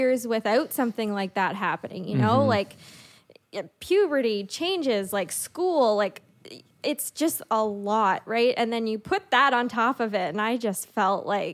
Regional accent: Sussex, New Brunswick, Canada; also born or lived in Moncton; I grew up in Sussex. So like in New Brunswick, a small town

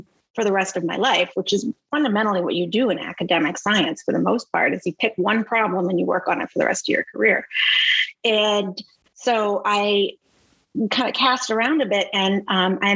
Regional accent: Boston, Massachusetts, United States; moved away as an adult; also born or lived in Los Angeles; I'm from Boston originally, and I moved from Los Angeles back to Boston

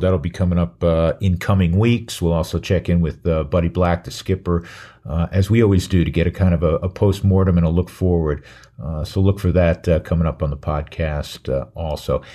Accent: New York, United States; I'm from New York

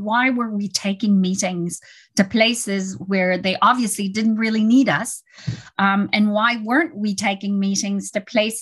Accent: Canada; I'm Canadian, French Canadian

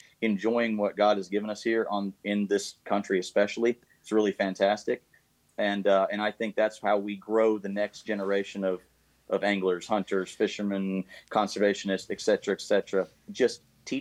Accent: United States; I'm so proud to be an American

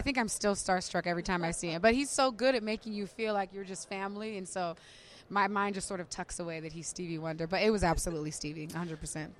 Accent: San Diego, California, United States; I was in San Diego, and we were doing radio promo, and that's where I'm from. That's my hometown

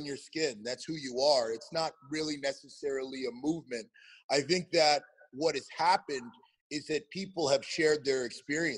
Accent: Canada; moved away as an adult; also born or lived in Nashville / New York area; now in United States; I'm Canadian. I'm not from the United States

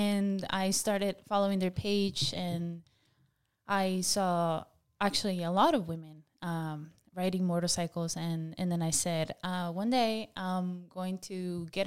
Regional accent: Michoacán, Mexico; English is a second language; now in United States; I'm from Mexico, Michoacan. I've been in the US for a little over 15 years.

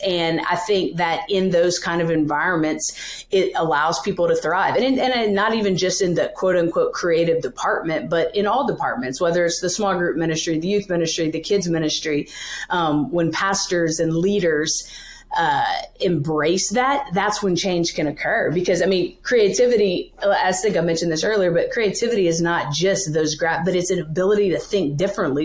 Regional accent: Louisiana, United States; now in New York City, United States; I'm from Louisiana originally, uh, born and raised there, grew up, went to school, did the whole thing

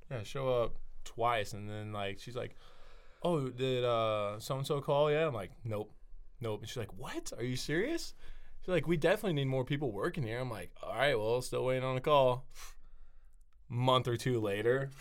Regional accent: Nebraska, United States; growing up in Nebraska

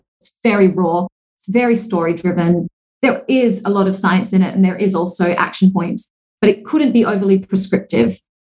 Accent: Singapore; born there; And I hold a passport from Australia, even though my parents are Singaporean and I was born in Singapore and I now live here.

